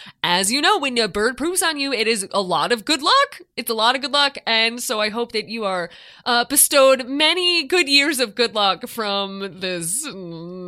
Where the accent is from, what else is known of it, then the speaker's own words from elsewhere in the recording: Chicago, Illinois, United States; I grew up living in Chicago